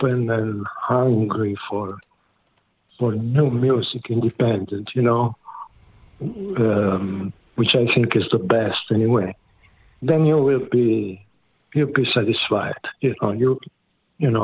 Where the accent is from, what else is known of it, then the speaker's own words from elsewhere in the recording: near Taranto, Apulia, Italy; I was raised in near Taranto, in the south of Italy. The name of the region is Puglia